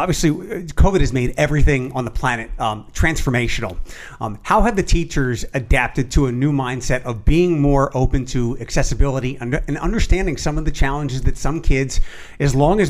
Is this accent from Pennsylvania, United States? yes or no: yes; Philadelphia, Pennsylvania, United States; now in Toledo, United States; I'm not originally from here, mm-hmm. I'm from Philadelphia.